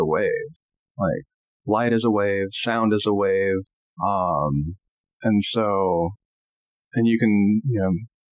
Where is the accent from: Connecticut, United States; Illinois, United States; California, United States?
California, United States; Long Beach; growing up in Long Beach